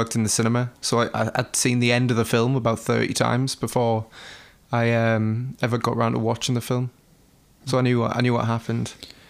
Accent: the Northeast, North East England, United Kingdom; we're from the Northeast

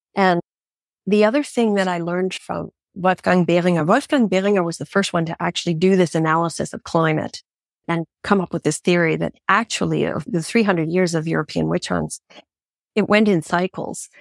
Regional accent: Canada; moved away; I grew up in Canada

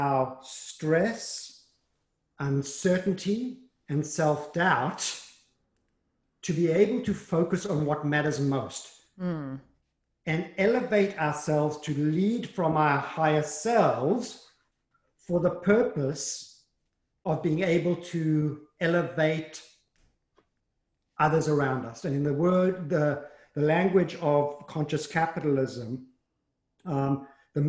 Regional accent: South Africa; moved away; I grew up in South Africa, and I grew up, went to a Jewish day school.

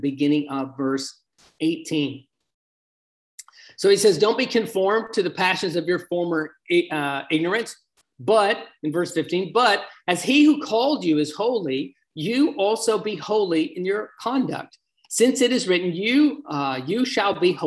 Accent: United States; my hometown here in the United States

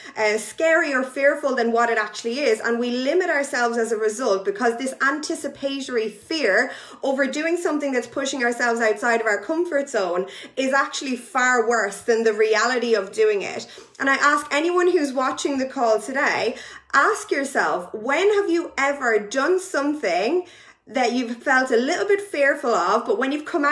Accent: Ireland; now in United Kingdom; I am Irish, but I live in the UK

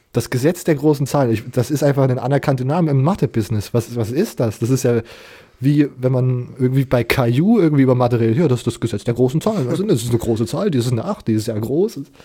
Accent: Leipzig, Saxony, Germany; ich komme aus Leipzig

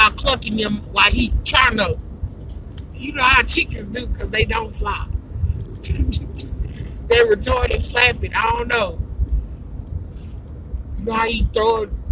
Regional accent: the South, United States; I'm from the South

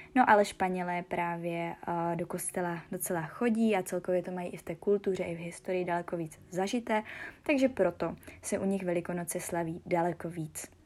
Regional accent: Czechia

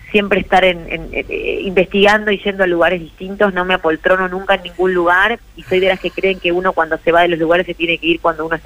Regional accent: Argentina; ahí pondré mi granito de arena, como, como tantos argentinos y argentinas, ¿eh?

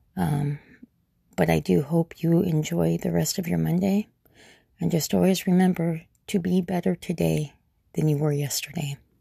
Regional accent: Gilbert, Arizona, United States; I grew up in Gilbert, uh, it was a one-horse town

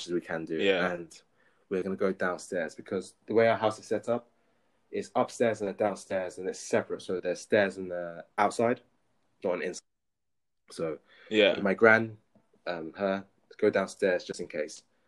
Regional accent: London, United Kingdom; moved away; born and raised in London

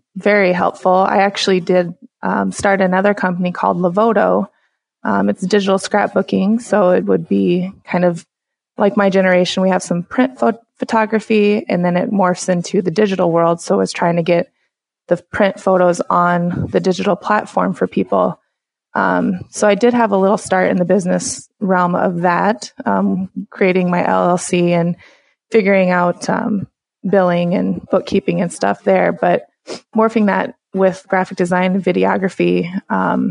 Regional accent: United States; I was born and raised in the Siouxland area

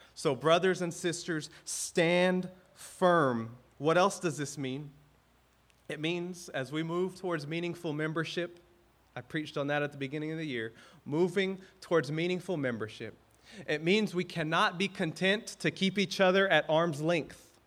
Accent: the South, United States; now in Hawaii, United States; I grew up in the South

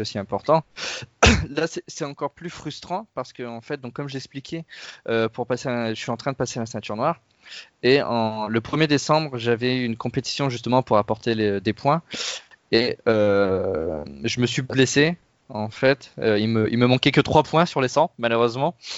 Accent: Pas-de-Calais, near Lens, Hauts-de-France, France; je viens des Hauts-de-France et du Pas-de-Calais plus précisément, juste à côté de Lens

